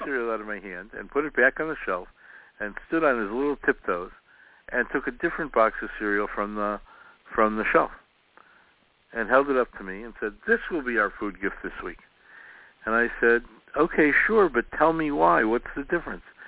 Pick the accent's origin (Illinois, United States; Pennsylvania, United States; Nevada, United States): Illinois, United States; Chicago; I was growing up in Chicago, uh, we knew all our neighbors